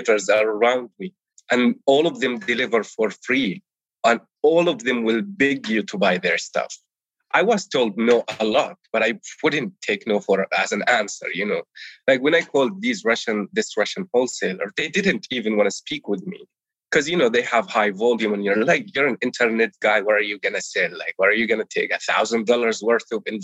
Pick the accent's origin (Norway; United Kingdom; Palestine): Palestine; first language Arabic; English is a second language; moved away as an adult; now in United States; I was born and raised in Palestine